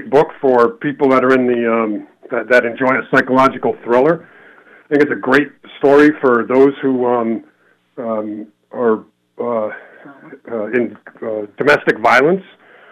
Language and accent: English; Willimantic, Connecticut, United States; I grew up in Willimantic